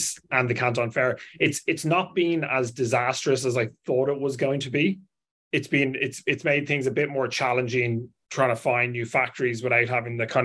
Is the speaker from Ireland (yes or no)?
yes; Ireland; moved away as an adult; now in Hong Kong; I'm from Ireland, if you haven't guessed by the accent.